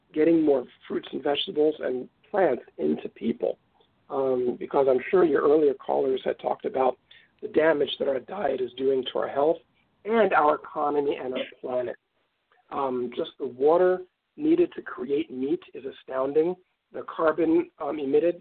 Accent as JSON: {"language": "English", "town": "New York City", "region": "New York", "country": "United States", "tie": "born or raised there", "also_born_or_lived": "New Jersey", "moved": "as an adult", "lives_now": "Santa Barbara, United States", "said": "I grew up in East Harlem in New York City"}